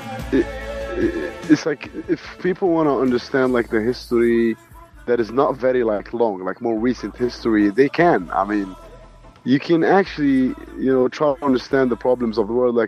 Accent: Jordan; I'm Palestinian Jordanian

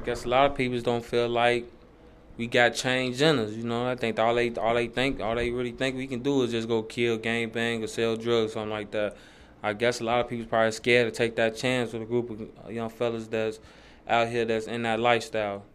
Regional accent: Chicago, Illinois, United States; I'm from Chicago, 114th State, Roseland area

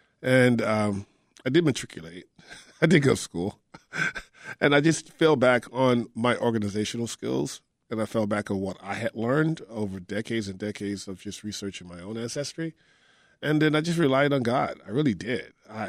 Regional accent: Texas, United States; me growing up in Texas, I didn't know that Corsicana was the launch point

